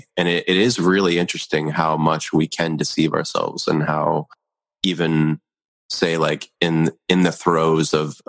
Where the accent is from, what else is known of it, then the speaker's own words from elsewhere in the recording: Philadelphia, Pennsylvania, United States; born there; where I was born in Philadelphia.